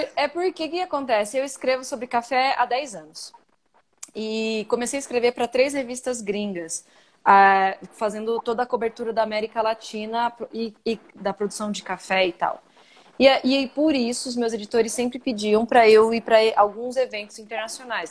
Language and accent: Portuguese; Brazil; accent: Brazilian; also born or lived in United States; tem um ziriguidum brasileiro no, no, quando eu falo